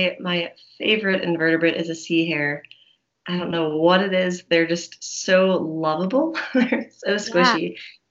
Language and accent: English; Palmdale, California, United States; I was born in Palmdale, like kind of born and raised in the desert